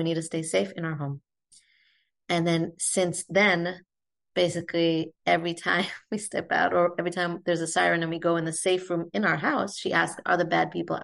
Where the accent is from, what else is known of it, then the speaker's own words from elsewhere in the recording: Israel; also born or lived in United States; I grew up in Israel to American parents, but grew up here.